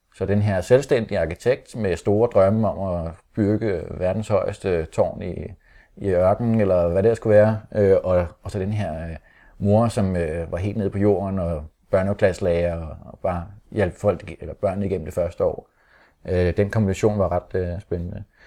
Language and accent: Danish; Holte, Capital Region of Denmark, Denmark; vi er opvokset i Holte